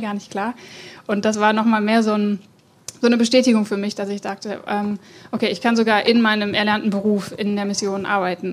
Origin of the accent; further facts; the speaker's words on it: Germany; ich bin ähm, ja, in Oberessigheim aufgewachsen, gar nicht weit von hier